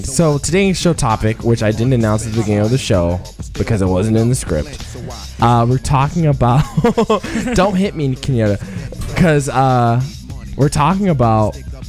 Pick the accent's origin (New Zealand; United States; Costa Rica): United States; the South; I'm from the South.